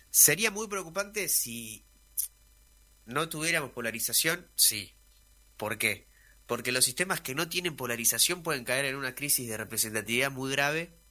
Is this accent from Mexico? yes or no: no; Argentina; creo que en Argentina estamos rumbo a un sistema de polarización